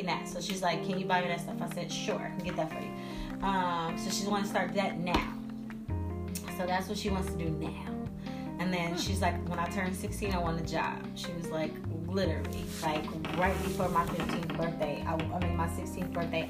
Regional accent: Detroit, Michigan, United States; moved away as an adult; now in Arizona, United States; I'm from Detroit

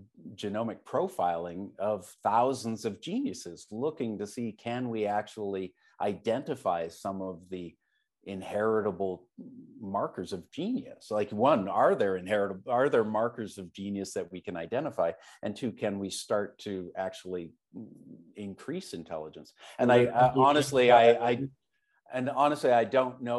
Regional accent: Canada; I'm Canadian

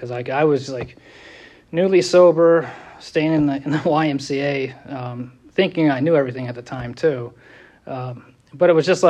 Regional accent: San Francisco, California, United States; born there; I was born in California, San Francisco to be exact.

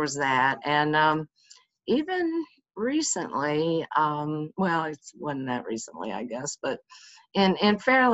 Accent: United States; I grew up outside of Washington, D.C.

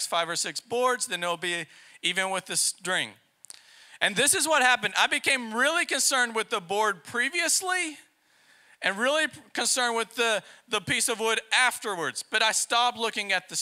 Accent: Texas, United States; now in Poland; we're from Texas

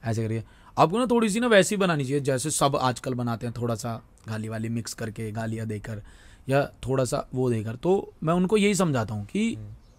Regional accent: Delhi, India; मैं दिल्ली में ही रहा हूँ दिल्ली में ही पला बड़ा हूँ

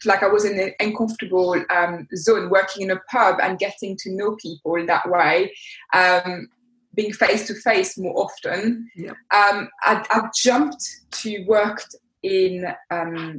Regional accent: France; accent: French; English is a second language; moved away as an adult; now in United Kingdom; you can hear by my accent that I'm French. I am 40 years old, but I came in the UK when I was 20 years old

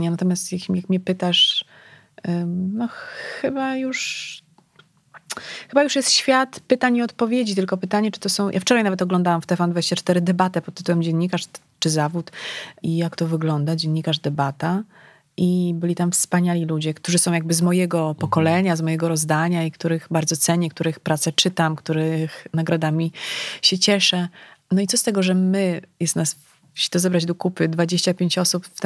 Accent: Legnica, Lower Silesian Voivodeship, Poland; ja pochodzę z Legnicy, tak, Guten Morgen, to mm, wiesz, bliskość e, granicy niemieckiej, to, to był rzut beretem. E, to był początek, ja szłam do liceum na początku lat 90.

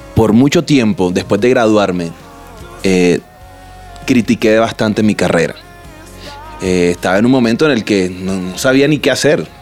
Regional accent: Barranquilla, Atlántico, Colombia; somos de Quilla, tenemos río, mar cerca.

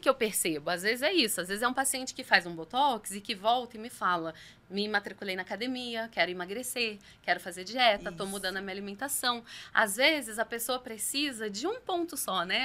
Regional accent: São Lourenço, Minas Gerais, Brazil; moved away as an adult; also born or lived in Rio de Janeiro / Itajubá; now in São José dos Campos, Brazil; sou mineira, nasci na cidade de São Lourenço, no sul de Minas, e estou em São José dos Campos há exatos oito anos

